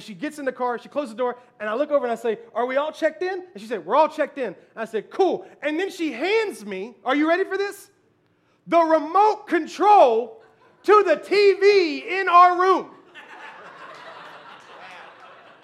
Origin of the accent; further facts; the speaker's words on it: Memphis, Tennessee, United States; I was born and raised in Memphis, Tennessee